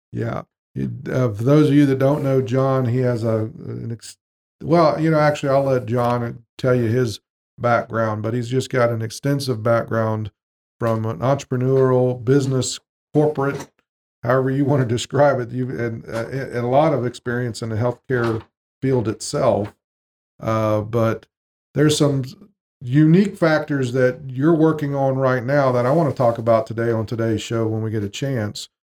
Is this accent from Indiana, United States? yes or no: no; Jacksonville, Florida, United States; moved away; we moved back to Jacksonville, Florida, my hometown